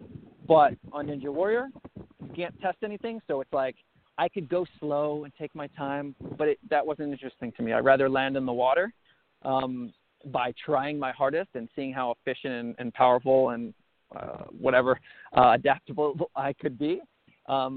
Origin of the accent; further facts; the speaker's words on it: Long Island, New York, United States; moved away; I was on Long Island. I was a kid that never left my hometown.